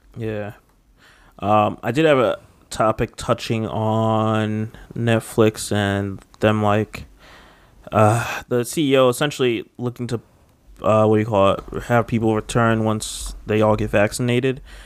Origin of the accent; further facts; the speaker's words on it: United States; I'm just a straight up American